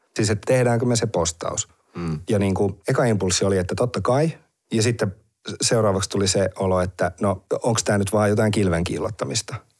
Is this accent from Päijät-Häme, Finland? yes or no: yes; Heinola, Päijät-Häme, Finland; mä oon Heinolasta